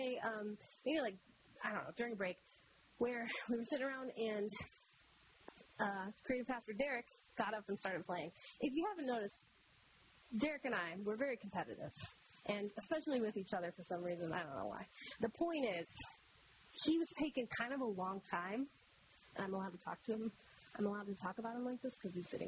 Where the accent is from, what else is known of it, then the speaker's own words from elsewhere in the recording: Michigan, United States; I grew up in Michigan